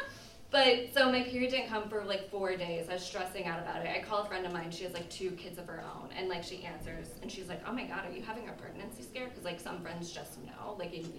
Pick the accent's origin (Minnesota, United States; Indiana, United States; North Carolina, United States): Indiana, United States; I grew up in Indiana